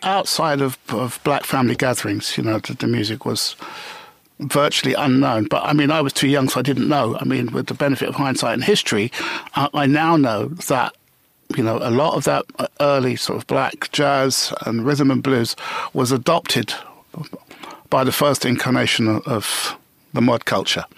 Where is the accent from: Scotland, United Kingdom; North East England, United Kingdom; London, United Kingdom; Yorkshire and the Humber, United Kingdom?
London, United Kingdom; I was a Notting Hill boy. Right. born and bred